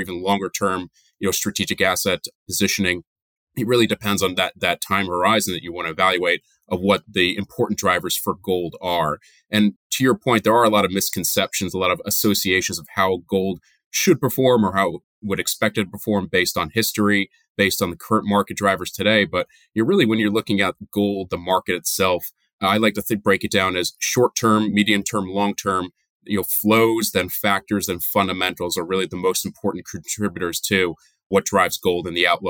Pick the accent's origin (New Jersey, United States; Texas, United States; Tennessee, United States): New Jersey, United States; moved away as an adult; also born or lived in upstate New York / Boston; now in New York area, United States; I grew up in New Jersey, so I'm a Northeast guy through and through my whole life.